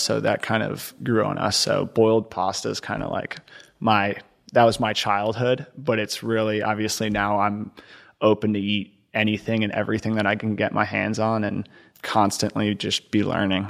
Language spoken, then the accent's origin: English; Connecticut, United States; moved away as an adult; also born or lived in Ohio / New York; now in Houston, United States; I was born in Ohio, grew up in Connecticut